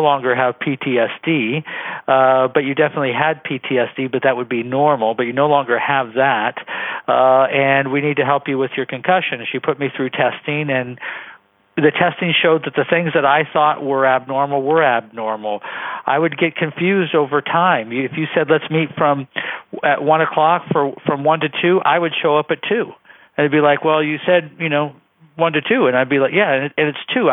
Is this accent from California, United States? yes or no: yes; Bay Area, California, United States; I grew up in the Bay Area